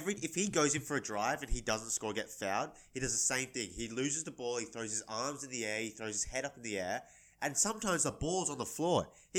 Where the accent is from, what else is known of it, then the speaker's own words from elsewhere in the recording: Australia; being Australian